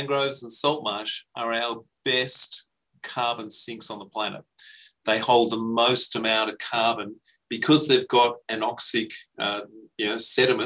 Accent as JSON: {"language": "English", "town": "Frenchs Forest", "region": "New South Wales", "country": "Australia", "tie": "born or raised there", "said": "I grew up in French's Forest"}